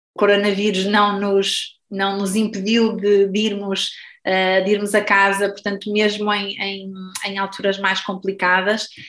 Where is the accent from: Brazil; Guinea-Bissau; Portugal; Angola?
Portugal; Porto, Norte; first language Portuguese; moved away as an adult; also born or lived in Lisbon; now in Germany; eu sendo portuense